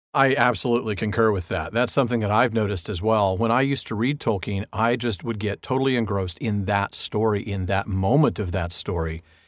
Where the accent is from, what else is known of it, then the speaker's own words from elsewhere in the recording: Southern California, United States; I've been in California all my life, born and raised here